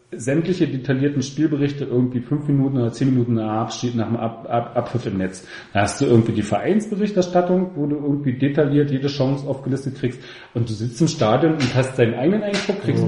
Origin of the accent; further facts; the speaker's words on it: the East, East Germany, Germany; ich komme ja noch aus dem Osten und habe noch Zeiten erlebt, wo man keine Capos hatte